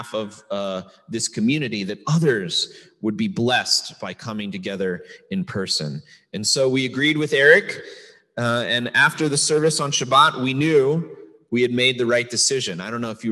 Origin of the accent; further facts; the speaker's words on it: United States; as an American